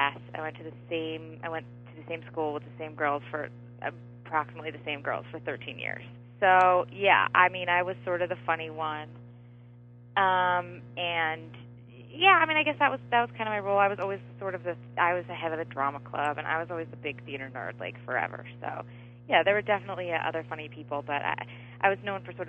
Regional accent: Philadelphia, Pennsylvania, United States; now in Los Angeles, United States; where I grew up in Philadelphia

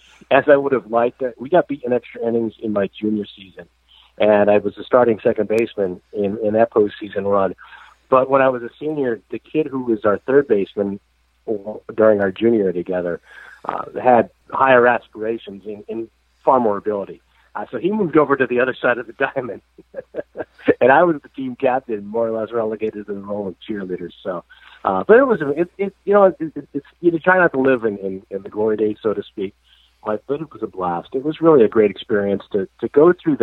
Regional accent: Auburn, New York, United States; I grew up in Auburn, New York

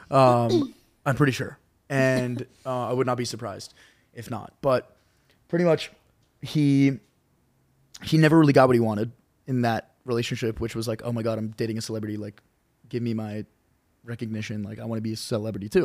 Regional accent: Charlotte, North Carolina, United States; moved away; I went to community college in my hometown in Charlotte

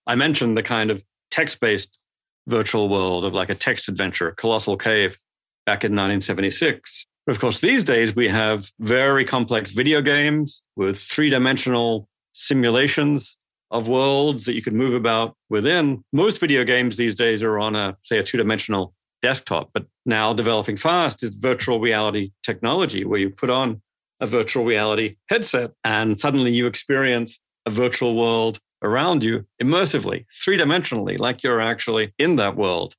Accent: Australia; moved away; also born or lived in Sydney, Australia / Adelaide, Australia; I grew up in Sydney and Adelaide in Australia

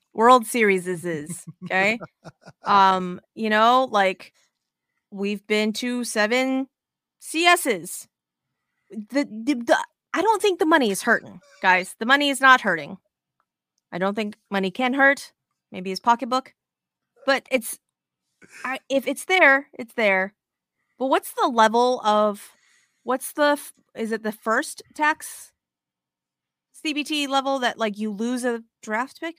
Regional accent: Las Vegas, Nevada, United States; moved away; I'm originally from Vegas

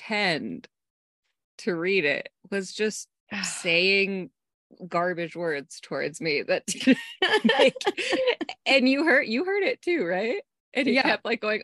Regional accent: Arizona, United States; moved away; I was from Arizona

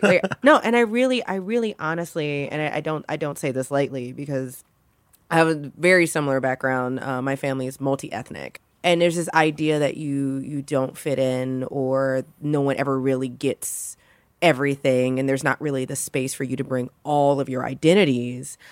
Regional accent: Louisiana, United States; I'm from Louisiana

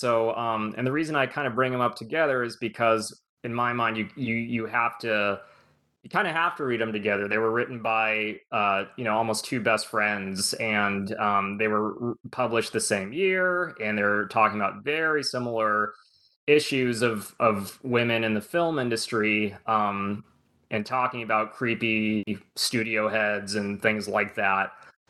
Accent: California, United States; I was born and raised in Southern California, like I said, and so I've always been fascinated just on a personal level with the movies and movie production.

